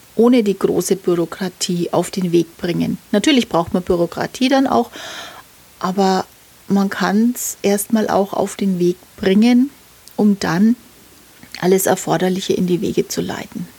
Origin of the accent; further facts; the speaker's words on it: Nuremberg, Bavaria, Germany; meine Heimatstadt